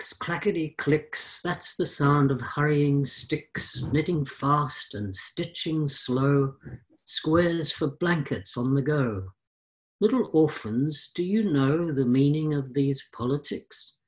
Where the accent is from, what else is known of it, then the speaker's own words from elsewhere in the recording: Australia; moved away as an adult; I'm an Australian born originally, but I left after uni when I was ridiculously